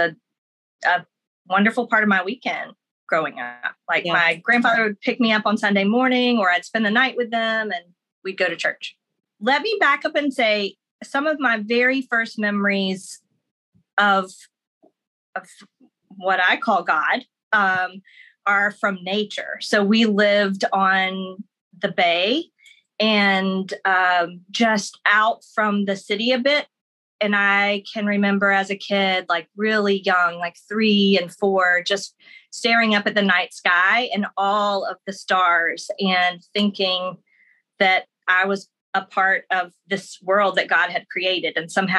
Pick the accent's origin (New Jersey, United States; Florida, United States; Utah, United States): Florida, United States; So even though I was in Florida, which people think, like a vacation state, like we're just miles from Alabama and Georgia, you know, Literally.